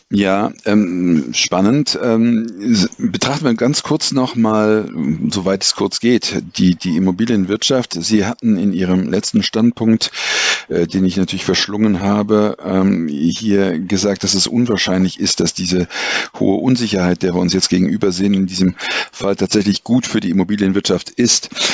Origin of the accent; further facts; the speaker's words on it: Germany; als Deutsche